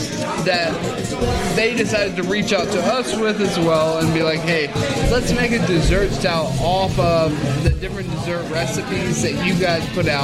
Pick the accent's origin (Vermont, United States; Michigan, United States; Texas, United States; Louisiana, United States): Louisiana, United States; New Orleans; I'm from New Orleans.